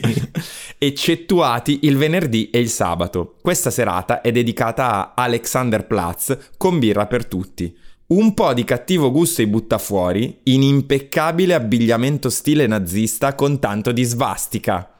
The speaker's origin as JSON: {"language": "Italian", "town": "Brescia", "region": "Lombardy", "country": "Italy", "said": "io vengo da Brescia"}